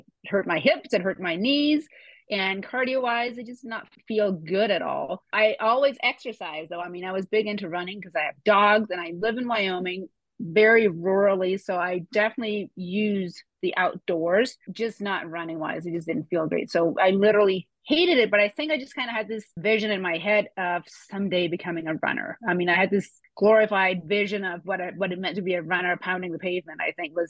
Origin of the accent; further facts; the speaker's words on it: Denmark; English is a second language; moved away as an adult; now in United States; I am from Denmark originally and actually moved to the US when I was 28